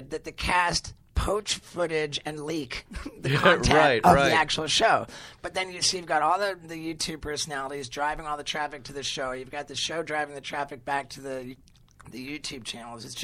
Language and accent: English; England, United Kingdom; I grew up mostly in England